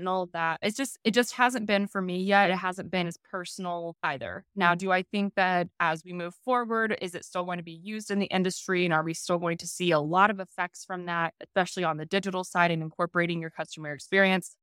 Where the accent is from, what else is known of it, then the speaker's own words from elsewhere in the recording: Kansas, United States; I'm from Kansas, so my family and our family friends, we all grew up farming.